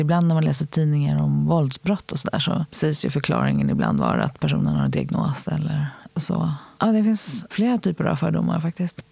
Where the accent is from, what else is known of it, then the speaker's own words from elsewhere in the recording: Stockholm, Stockholm County, Sweden; Jag är född i Hjorthagen som ligger vid Ropsens tunnelbanestation här i Stockholm